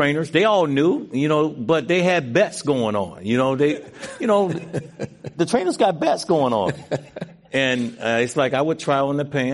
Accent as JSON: {"language": "English", "region": "Mississippi", "country": "United States", "tie": "born or raised there", "said": "I was born in Mississippi"}